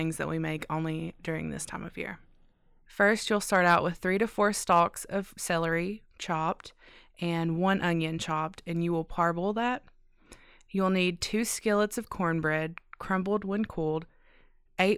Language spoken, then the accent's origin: English; Neon, Kentucky, United States; I'm from Neon, Kentucky